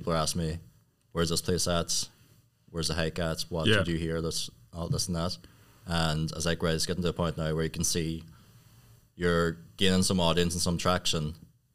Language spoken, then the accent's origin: English; County Tyrone, Northern Ireland, United Kingdom; I'm from Tyrone